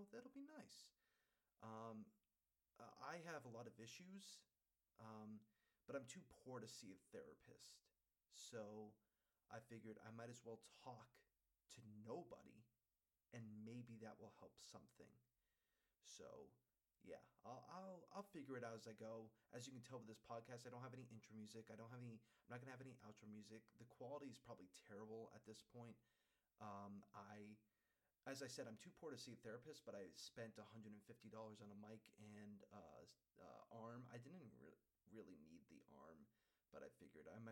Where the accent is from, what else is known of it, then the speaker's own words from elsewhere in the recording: Holyoke, Massachusetts, United States; I'm from Massachusetts, born and raised.